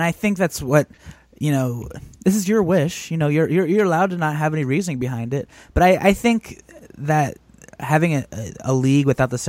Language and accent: English; Columbus, Ohio, United States; the Columbus Blue Jackets, my hometown team